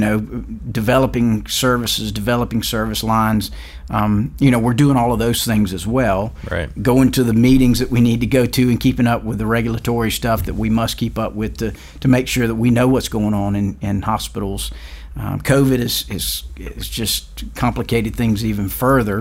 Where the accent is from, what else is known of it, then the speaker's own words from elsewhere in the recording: Varnville, South Carolina, United States; I was born and raised in Varnville, South Carolina, which is a little small town about 20 miles east of Allendale